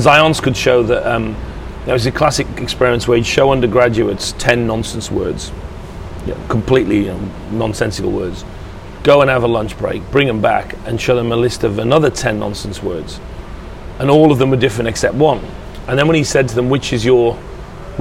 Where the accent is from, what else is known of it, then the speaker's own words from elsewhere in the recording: England, United Kingdom; I feel good about being English.